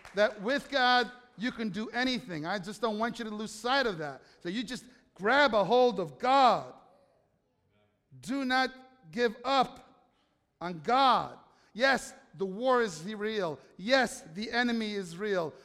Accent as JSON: {"language": "English", "country": "United States", "said": "I'm an American"}